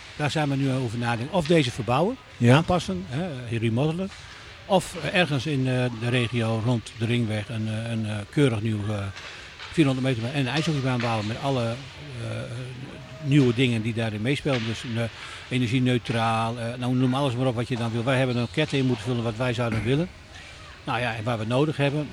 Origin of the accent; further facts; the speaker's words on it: Netherlands; wij allemaal als Nederlanders